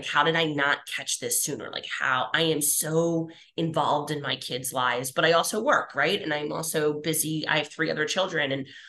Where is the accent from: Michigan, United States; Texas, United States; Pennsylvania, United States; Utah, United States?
Pennsylvania, United States; Philadelphia; we like to eat in our family. We're from Philly. Like, we like food.